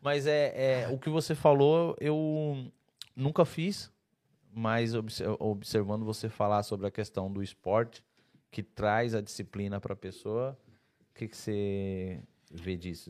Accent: Santa Catarina, Brazil; eu sou eu sou de Santa Catarina

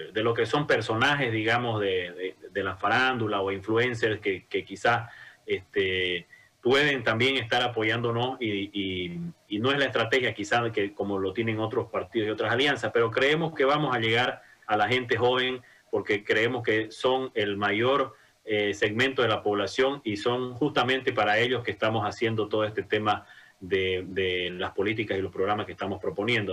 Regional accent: Santa Cruz, Bolivia; como cruceños

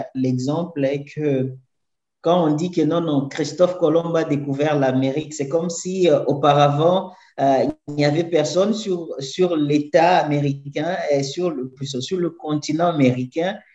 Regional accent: DR Congo; first language French; moved away as an adult; now in São Paulo, Brazil; Moi, je viens de la République démocratique du Congo, mais je vis ici à São Paulo

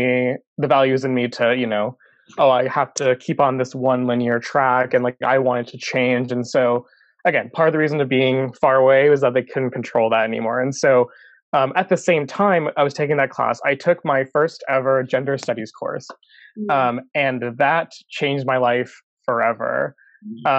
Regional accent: Chicago, Illinois, United States; I grew up in Northwest Side, you know, in high school and throughout my childhood.

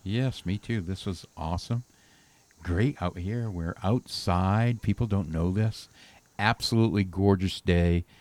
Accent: New England, United States; now in Nashville, United States; I grew up in New England

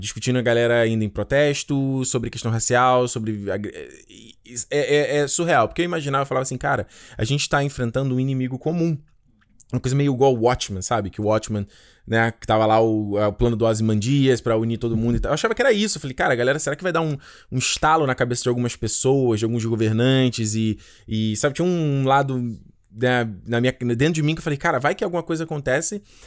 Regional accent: Rio de Janeiro, Brazil; eu cresci em Rocha Miranda

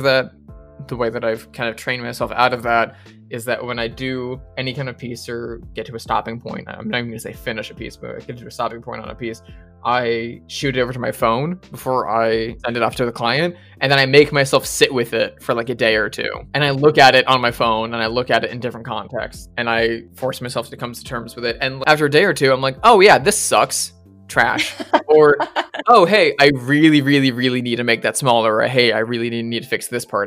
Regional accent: United States; being the American guesting on the British show

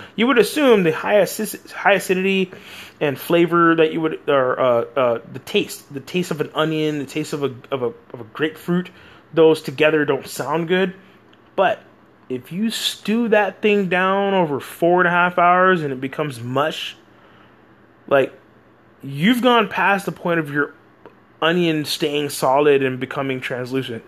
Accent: Texas, United States; I'm from America, Texas

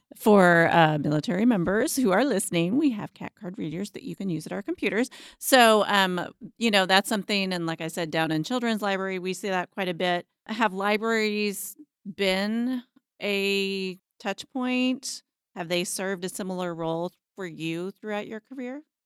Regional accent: Abilene, Kansas, United States; I grew up in Abilene and have lived here

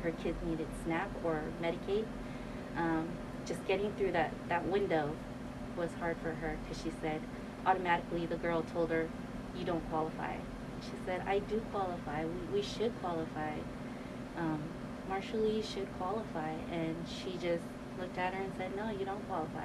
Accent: California, United States; I was born and raised in California

